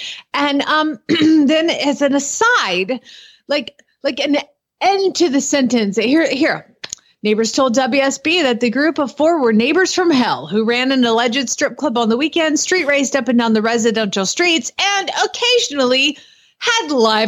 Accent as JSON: {"language": "English", "town": "Atlanta", "region": "Georgia", "country": "United States", "tie": "born or raised there", "moved": "yes", "lives_now": "Norman, United States", "said": "my hometown, Glenn. Where is that? Atlanta, Georgia."}